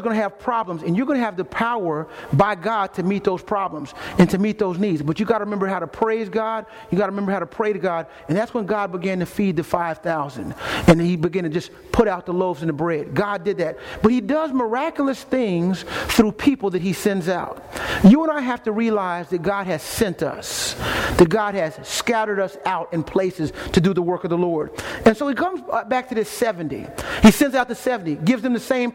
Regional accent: Austin, Texas, United States; moved away; I'm from Austin, Texas originally

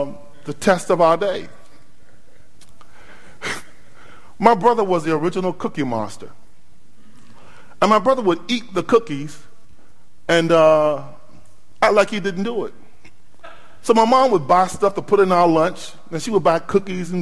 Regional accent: Norfolk, Virginia, United States; I drove from my hometown of Norfolk, Virginia

